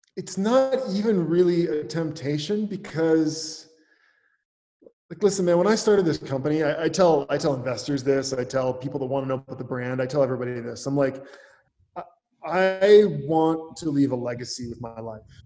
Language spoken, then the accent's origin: English; Northwest Wisconsin, United States; moved away as an adult; also born or lived in Minneapolis, United States / Los Angeles, United States; I grew up in Northwest Wisconsin on a dairy farm.